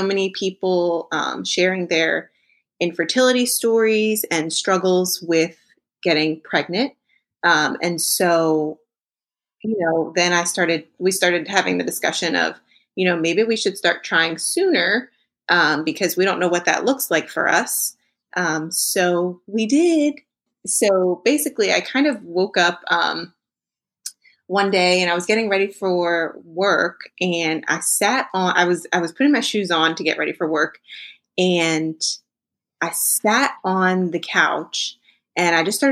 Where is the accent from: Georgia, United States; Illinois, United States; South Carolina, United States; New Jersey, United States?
New Jersey, United States; moved away as an adult; now in Dallas, United States; We are originally from southern New Jersey. We're both from South Jersey, both born and raised.